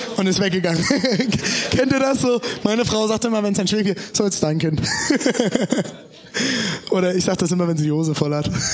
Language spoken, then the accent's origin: German; eastern Germany, Germany; als Ossis